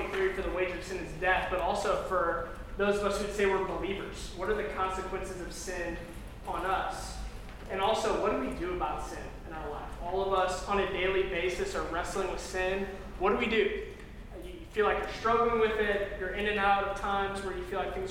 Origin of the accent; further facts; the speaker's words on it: Crown Point, Indiana, United States; moved away as an adult; I grew up a little bit south of that in Crown Point